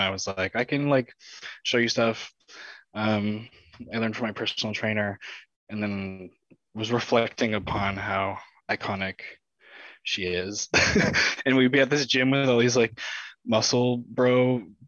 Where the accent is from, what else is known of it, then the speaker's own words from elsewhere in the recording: Toronto, Ontario, Canada; moved away as an adult; now in St. John's, Canada; I'm from Toronto